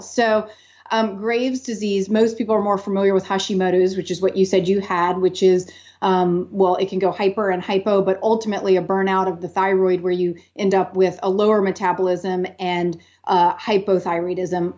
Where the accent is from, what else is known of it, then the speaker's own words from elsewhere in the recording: New Orleans, Louisiana, United States; now in Austin, United States; I grew up in New Orleans